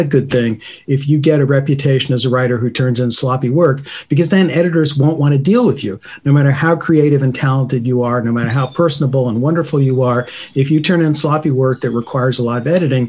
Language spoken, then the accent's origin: English; United States; being an American writer